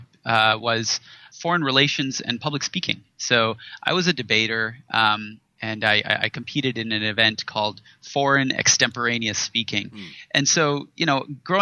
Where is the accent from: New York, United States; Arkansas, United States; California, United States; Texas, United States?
California, United States; Silicon Valley; I grew up in Silicon Valley. About a stone's throw from Stanford University